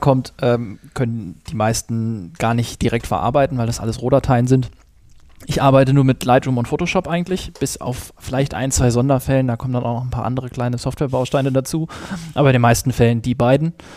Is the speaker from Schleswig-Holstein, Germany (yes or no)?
yes; Schleswig-Holstein, Germany; moved away; ich komme eigentlich aus Schleswig-Holstein oben. Dort bin ich aufgewachsen